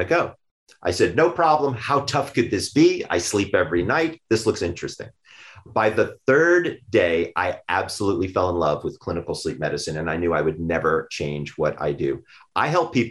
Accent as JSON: {"language": "English", "town": "Sandy Springs", "region": "Georgia", "country": "United States", "said": "I'm from Sandy Springs, Georgia"}